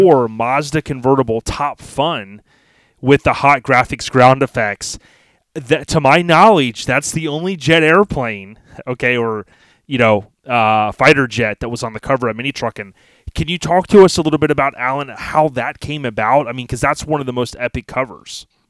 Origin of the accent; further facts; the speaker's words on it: Florida, United States; me growing up, born and raised in Florida